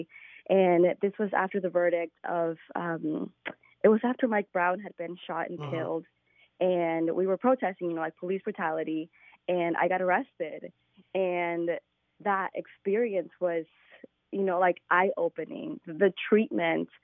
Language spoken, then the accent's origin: English; Mexico; I'm from Mexico, and there's so much hypocrisy in my country with race